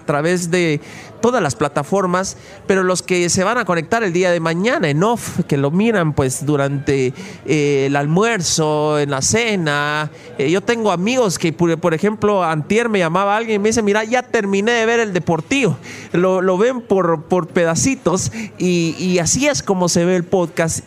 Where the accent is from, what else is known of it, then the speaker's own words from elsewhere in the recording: Mixco, Guatemala Department, Guatemala; aquí en Misco, en el lugar donde yo nací, en el lugar donde yo crecí y aquí donde yo vivo